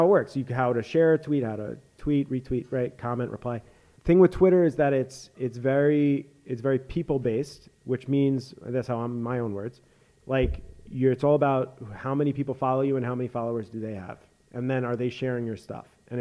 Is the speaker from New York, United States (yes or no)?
yes; New York, United States; I grew up in New York listening to The Fan